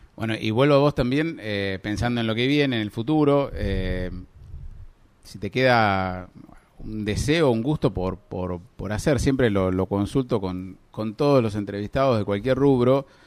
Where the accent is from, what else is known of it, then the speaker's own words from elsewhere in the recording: Necochea, Buenos Aires Province, Argentina; tenemos en Necochea una ciudad pesquera por naturaleza